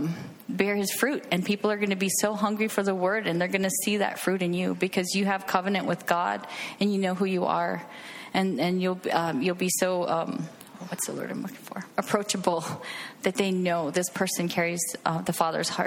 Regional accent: Hawaii, United States; moved away as an adult; Uh, I grew up in Hawaii. Uh, we were military, so I moved away at 20 and um, been traveling around the United States actually.

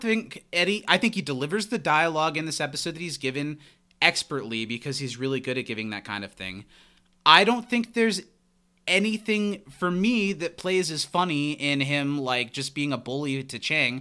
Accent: Midwest, United States; Growing up in the Midwest and being in the Midwest now

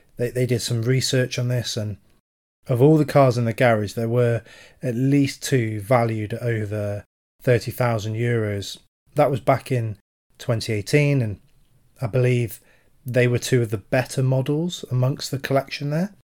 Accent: United Kingdom; as a Brit, uh, especially a military veteran

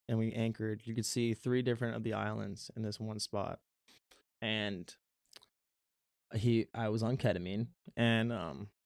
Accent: Florida, United States; What the fuck you mean? I'm from Florida. Goddamn man. I could swim.

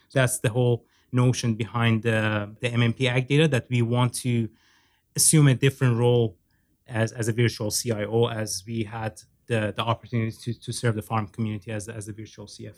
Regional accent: Iran; moved away as an adult; also born or lived in Norway; now in Canada; I have a Turkish background. I was born and raised in Iran

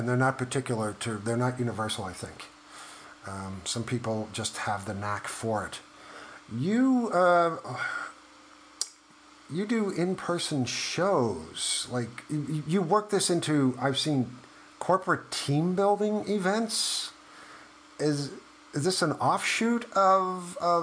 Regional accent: New York, United States; I grew up in New York. In the 80s

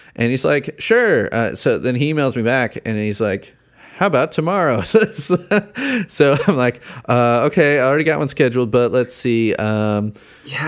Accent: Chicago, Illinois, United States; moved away as an adult; now in Indiana, United States; I grew up in Chicago, I moved to Indiana

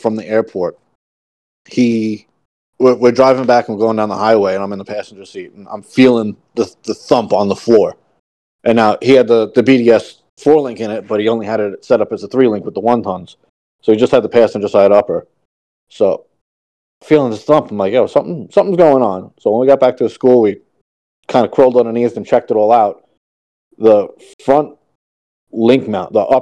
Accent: New York, United States; I'm from New York.

